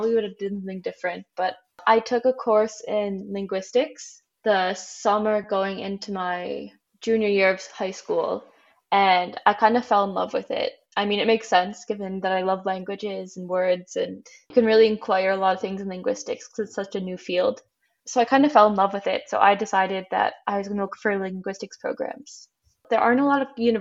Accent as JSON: {"language": "English", "region": "Michigan", "country": "United States", "tie": "born or raised there", "also_born_or_lived": "Ohio", "moved": "as an adult", "lives_now": "Utrecht, Netherlands", "said": "I'm originally from the US. I'm from Michigan. I am currently living in the Netherlands in Utrecht"}